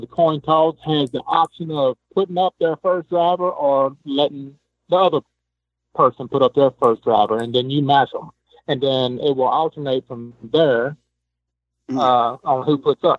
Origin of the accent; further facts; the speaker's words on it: Louisiana, United States; I'm from Louisiana.